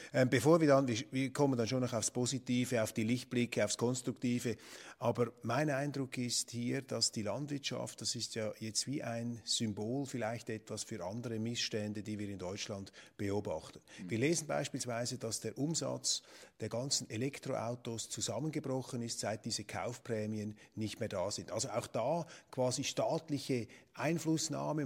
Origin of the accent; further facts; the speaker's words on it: Switzerland; als Schweizer